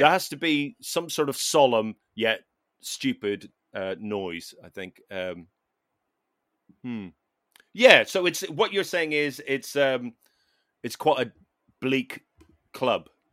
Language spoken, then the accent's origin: English; Ireland; as an Irish person